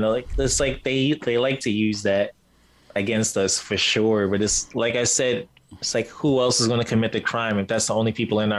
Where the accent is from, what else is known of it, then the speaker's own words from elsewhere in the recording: New York City, New York, United States; now in California, United States; when I first came out to California, because growing up in New York City, where our projects are like buildings, no grass, no trees, none of that crap.